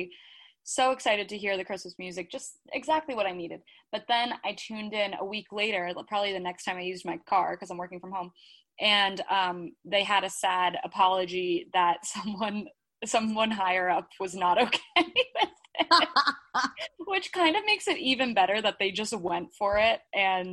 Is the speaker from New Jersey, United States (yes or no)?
yes; Jersey Shore, New Jersey, United States; also born or lived in Philadelphia, Pennsylvania; now in Nashville, United States; we're both from New Jersey where we grew up on the Jersey Shore